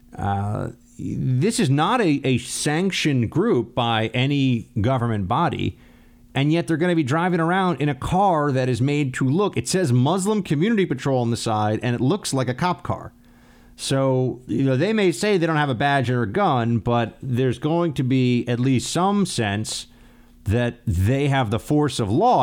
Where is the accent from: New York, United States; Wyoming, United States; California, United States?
New York, United States; New York City; in New York City, in my, in my hometown